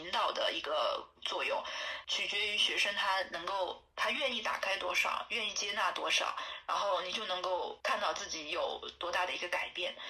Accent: China; 那个老师一听我是从中国来的，他说啊，你不用管钱，就是你直接来吧

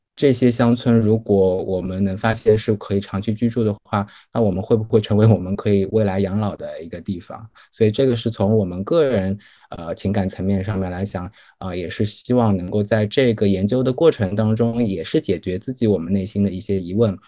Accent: Wuxi, Jiangsu, China; moved away; 我是来自无锡的这个跟常州交界的一个镇子上面

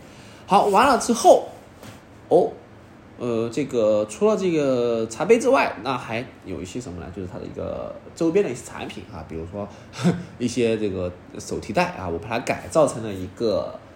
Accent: China; 那众所周知的原因就是我们这个红色也是我们中国人最爱的颜色啊。

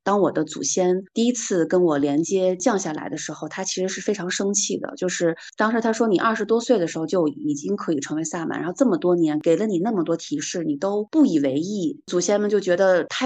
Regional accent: Hulunbuir, Inner Mongolia, China; 我的老家是在呼伦贝尔嘛，我的老家呼伦贝尔它其实是藏传佛教的格鲁派跟萨满的一个融合的地区

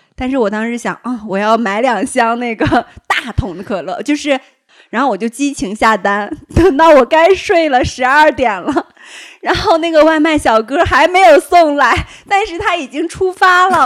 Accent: Shandong, China; now in Beijing, China; 因为我山东人，我爱吃馒头

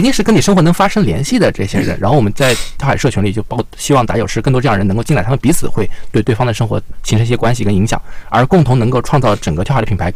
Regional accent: Yancheng, Jiangsu, China; now in Beijing, China; 我是江苏盐城人

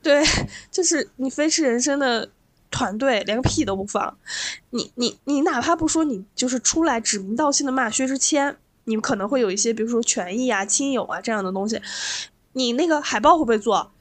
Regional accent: Lanzhou, Gansu, China; moved away; also born or lived in Beijing; 我在我的老家兰州

